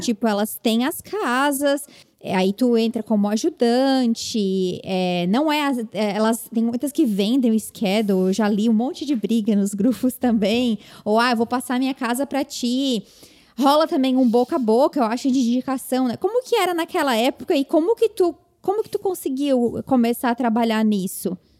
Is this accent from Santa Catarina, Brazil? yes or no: yes; interior of Santa Catarina, Brazil; now in United States; sou do interior de Santa Catarina